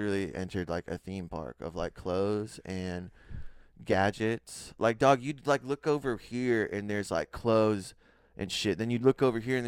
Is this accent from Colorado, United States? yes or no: yes; Colorado, United States; moved away; also born or lived in San Antonio, Texas; I grew up in Colorado, and I was doing like Safeway and like King Soopers